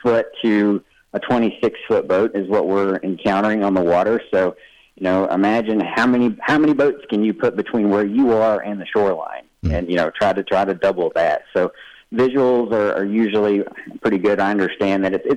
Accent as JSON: {"language": "English", "region": "Tennessee", "country": "United States", "tie": "born or raised there", "said": "Tennessee is my home state, lifelong Tennessee. I'm born and raised there right on Del Hollow Lake"}